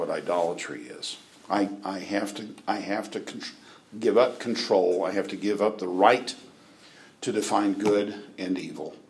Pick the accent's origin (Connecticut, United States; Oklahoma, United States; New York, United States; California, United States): Oklahoma, United States; Britton; moved away; I'm from Britton, Oklahoma